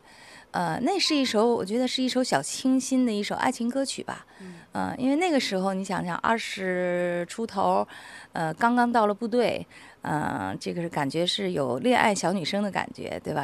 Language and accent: Chinese; China; 我们内地人